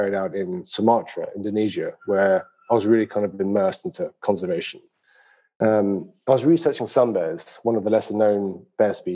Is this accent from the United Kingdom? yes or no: yes; London, United Kingdom; being born and raised in London, England